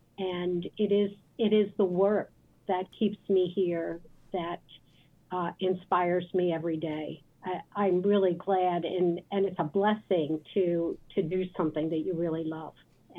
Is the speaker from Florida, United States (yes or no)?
no; Philadelphia, Pennsylvania, United States; Yes, I grew up in the Roxborough area, was educated in Catholic elementary school and Catholic high school, and I went to a Catholic college. Wonderful parents, very faith-filled and service-oriented parents.